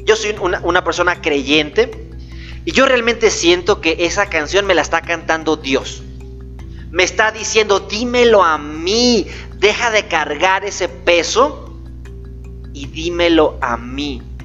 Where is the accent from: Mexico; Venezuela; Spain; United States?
Mexico; Gómez Palacio, Durango; also born or lived in Torreón, Coahuila / Lerdo, Durango; yo soy lagunero, soy de Torreón, Coahuila, nací en Torreón, me registraron en Lerdo, Durango y viví casi la mayor parte de mi vida en Gómez Palacio, Durango